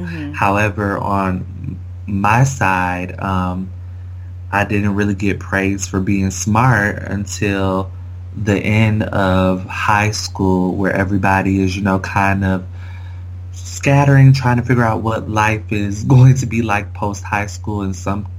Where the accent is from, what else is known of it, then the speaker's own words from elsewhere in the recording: Kalamazoo, Michigan, United States; moved away as an adult; also born or lived in Cambridge; now in Washington, D.C., United States; I have started an organization in my hometown of Kalamazoo, Michigan